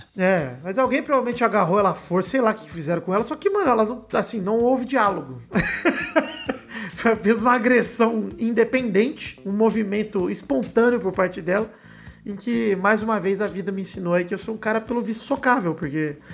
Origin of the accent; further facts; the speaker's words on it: Araraquara, São Paulo, Brazil; moved away; da minha cidade original, da minha cidade natal, Araquara